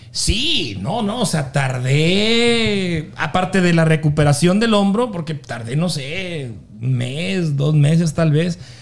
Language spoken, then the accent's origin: Spanish; Delicias, Chihuahua, Mexico; de Delicias, de donde yo soy